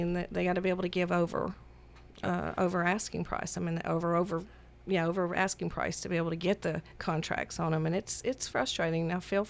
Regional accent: Centerville, Tennessee, United States; I grew up in Centerville.

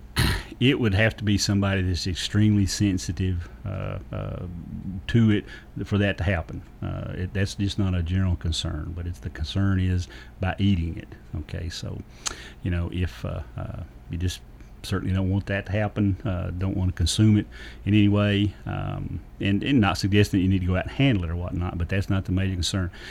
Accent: Lawrence County, Tennessee, United States; I grew up Lawrence County.

